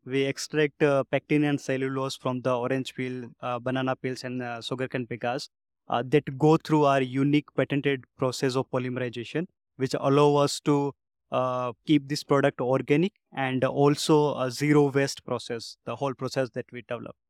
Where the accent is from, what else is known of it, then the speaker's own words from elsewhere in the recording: India; I'm from India. There is a small village from where I am.